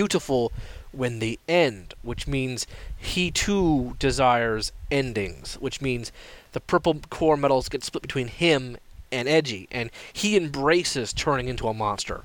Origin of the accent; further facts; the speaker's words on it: Canada; I'm a Canadian